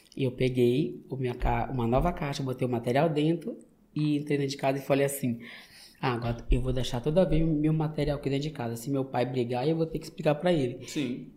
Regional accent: São Luís, Maranhão, Brazil; moved away as an adult; now in United States; maranhense, nordestino, e sou da cidade de São Luís, né, da capital do estado

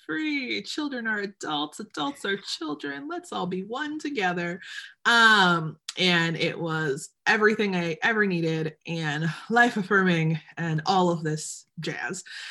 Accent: Detroit, Michigan, United States; also born or lived in Birmingham, Michigan; I was born and raised in Metro Detroit

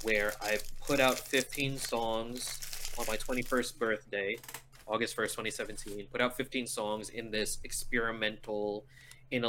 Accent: National City, California, United States; Born and raised in National City, California, about 5 minutes from the border.

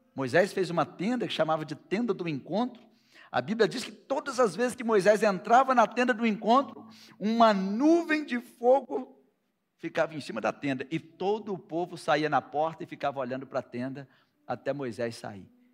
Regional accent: Brazil; Nós somos brasileiros

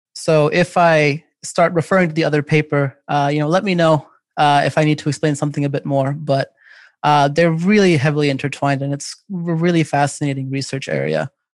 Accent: United States; I am an American of Pakistani descent

